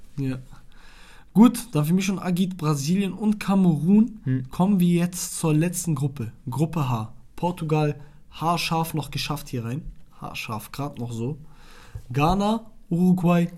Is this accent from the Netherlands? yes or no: no; Iraq; moved away; ich komme aus Irak.